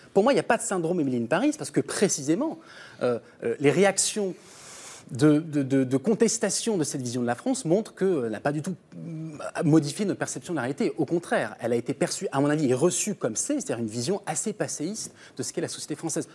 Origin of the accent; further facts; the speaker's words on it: St. Pierre & Miquelon; Moi, je viens de Saint-Pierre-et-Miquelon, qui est un territoire d'outre-mer